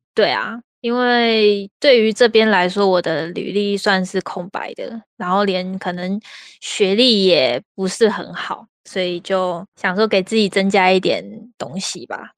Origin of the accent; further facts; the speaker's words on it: Taiwan; also born or lived in Taoyuan / Taipei; now in China; 倒不是很常搬家，是我小时候太难带了，所以我其实小时候是在外婆家长大，然后就有一段时间是在外婆家跟在我们家，就台北跟桃园之间这样来回。就我好不容易习惯在桃园的生活，我又要被带回台北，然后好不容易习惯在台北，我又要被带回桃园这样